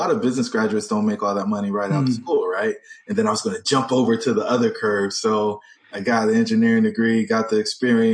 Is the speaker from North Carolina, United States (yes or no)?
yes; North Carolina, United States; I grew up in North Carolina